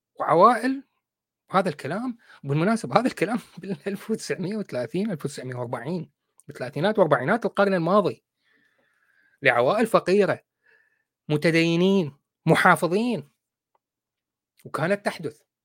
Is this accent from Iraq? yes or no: yes; Iraq